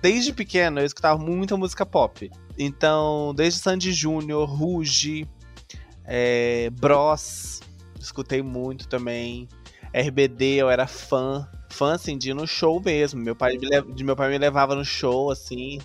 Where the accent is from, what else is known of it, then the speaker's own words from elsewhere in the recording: Santos Dumont, Minas Gerais, Brazil; Eu sou da cidade de Santos Dumont